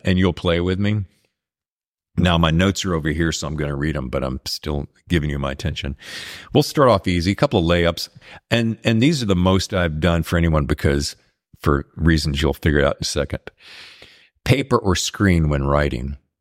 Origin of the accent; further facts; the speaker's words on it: United States; I grew up in the South and the East